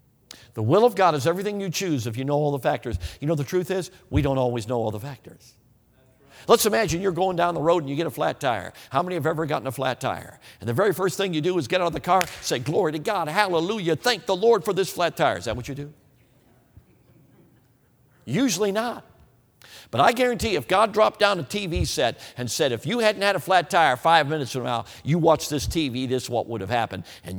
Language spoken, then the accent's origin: English; Wisconsin, United States; Hey, listen, I'm from Wisconsin. I will take 30 degrees in snow any day over 40 degrees in rain any day.